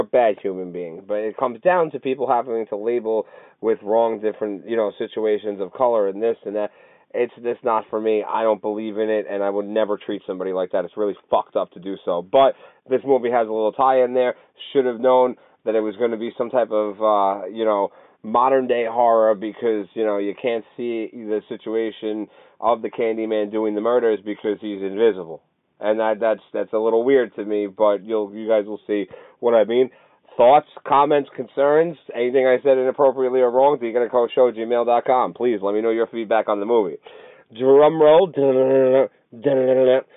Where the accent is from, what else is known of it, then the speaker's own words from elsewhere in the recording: Canada; I'm Canadian